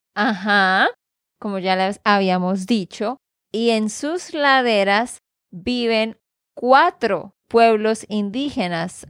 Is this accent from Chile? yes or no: no; Santander, Colombia; de Santander, Colombia